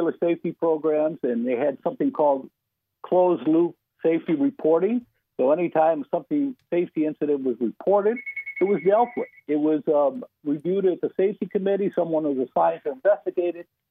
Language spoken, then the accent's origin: English; Mandan, North Dakota, United States; I grew up in Mandan